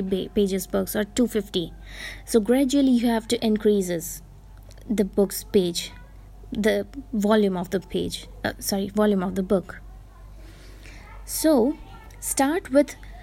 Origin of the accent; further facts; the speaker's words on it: Gujarat, India; first language Gujarati; English is a second language; as I'm Indian, and as I'm Gujarati, my mother tongue will be, I mean, my mother tongue is definitely Gujarati.